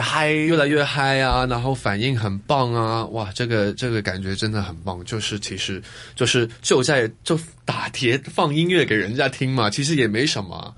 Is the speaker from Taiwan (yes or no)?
no; Hong Kong; moved away as an adult; 我小时候，我是在香港出生的，嗯。而，然后我爸爸是英国人嘛，呃，我长大的那个地方呢，是一个小村子